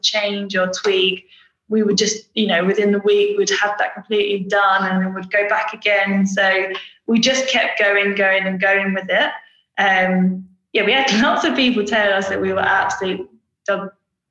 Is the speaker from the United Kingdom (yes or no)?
yes; Brentwood, East of England, United Kingdom; also born or lived in Preston; so I'm basically from Brentwood in Essex